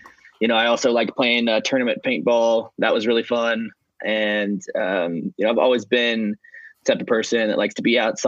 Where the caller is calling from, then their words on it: Atlanta, Georgia, United States; I am currently in Atlanta, Georgia. Hot and humid down here.